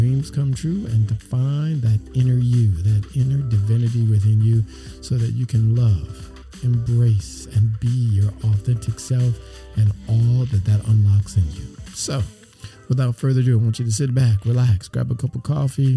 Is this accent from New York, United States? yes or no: no; Los Angeles, California, United States; moved away; my hometown? How's LA treating you